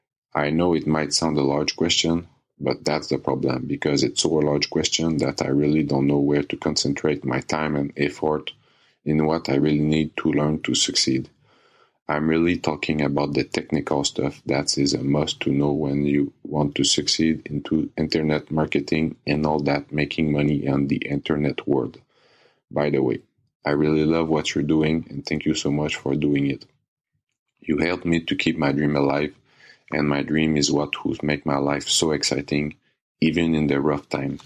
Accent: Canada; English is a second language; I'm from Canada. Excuse me in advance for my bad English.

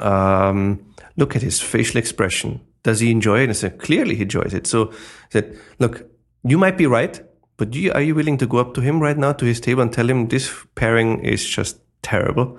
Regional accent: Austria; English is a second language; moved away as an adult; now in New York, United States; I'm originally from Austria, but, you know, now I'm eight years in America

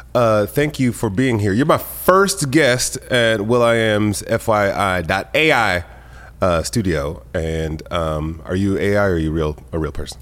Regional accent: Detroit, Michigan, United States; now in Los Angeles, United States; I grew up in Detroit

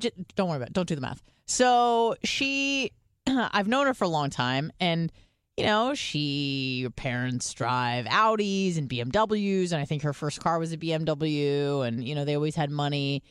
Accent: United States; being an American

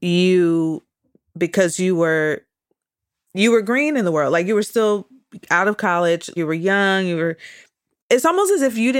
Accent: Midwest, United States; a girl growing up in the Midwest like me

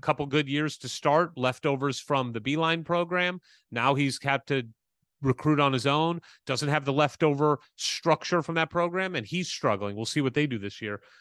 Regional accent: Midwest, United States; moved away; when you and I were growing up in the Midwest

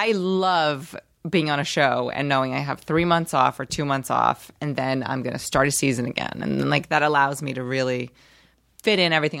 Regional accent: Rio de Janeiro, Brazil; Well, I'm from Rio, and I highly recommend Rio.

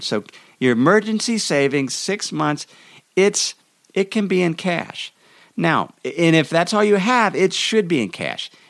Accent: Idaho, United States; my home state of Idaho

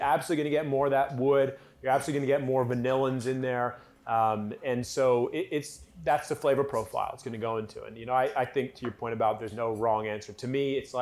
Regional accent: California, United States; moved away; I was born in California

